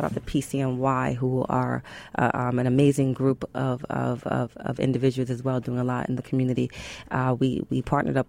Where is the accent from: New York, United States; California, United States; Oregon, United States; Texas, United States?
New York, United States; New York City; I'm from Brooklyn